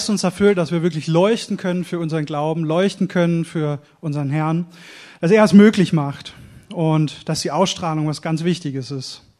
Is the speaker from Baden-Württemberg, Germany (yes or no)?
yes; Oberkirch, Baden-Württemberg, Germany; born there; ich bin zwar gebürtiger Bad, Badner, sagt man, glaube ich. Äh, ich bin in Oberkirch geboren, am Fuße des Schwarzwalds, wurde aber, ich sag Gott sei Dank, meine Frau sagt, wie kannst du nur Hochdeutsch erzogen?